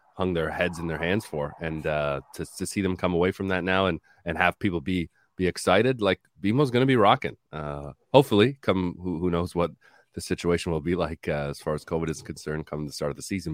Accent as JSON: {"language": "English", "country": "Canada", "said": "we as as Canadian soccer supporters and observers"}